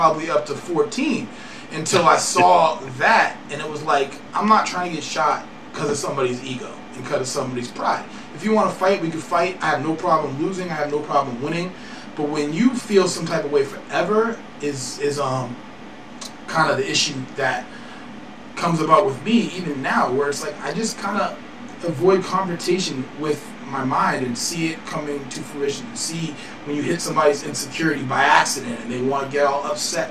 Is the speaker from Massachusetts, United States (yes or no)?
yes; Brookline, Massachusetts, United States; I live in Brookline. I grew up in Brookline, but I grew up fucking poor